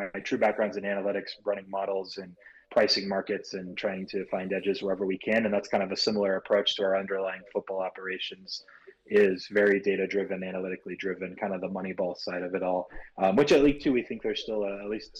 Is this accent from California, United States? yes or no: yes; Los Angeles, California, United States; I'm from Southern California near Los Angeles. That's where I grew up